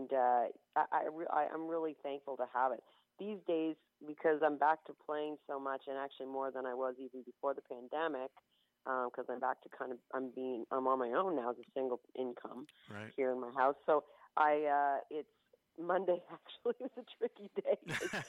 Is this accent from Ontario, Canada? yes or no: yes; Prince Edward County, Ontario, Canada; now in Kingston, Canada; I'm from Prince Edward County